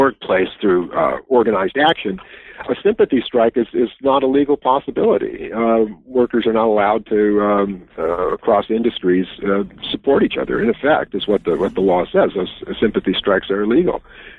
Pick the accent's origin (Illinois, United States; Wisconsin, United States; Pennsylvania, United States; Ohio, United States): Wisconsin, United States; As in my home state, yes.